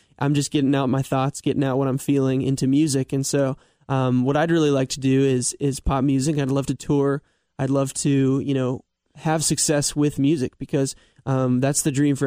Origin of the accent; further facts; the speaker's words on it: Mason, Ohio, United States; growing up in Mason, in Cincinnati